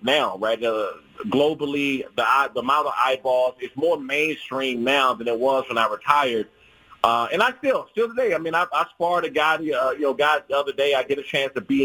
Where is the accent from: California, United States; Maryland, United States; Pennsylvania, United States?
Maryland, United States; Prince George's County, DMV area; I grew up in the Prince George's County and DMV area